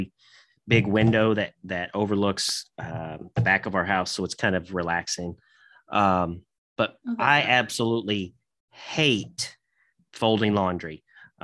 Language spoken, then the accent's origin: English; Santa Claus, Indiana, United States; moved away as an adult; now in Henderson, United States; I was raised in Indiana, right outside of a little town called Santa Claus, Indiana